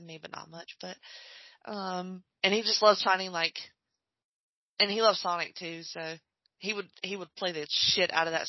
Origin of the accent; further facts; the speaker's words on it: Alabama, United States; I'm from Alabama